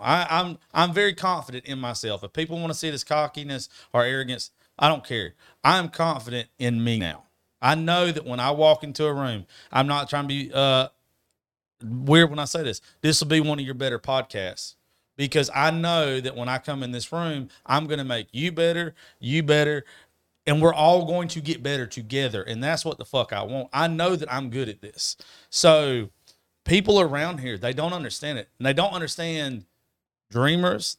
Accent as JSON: {"language": "English", "country": "United States", "tie": "born or raised there", "moved": "yes", "said": "my business is not in my hometown."}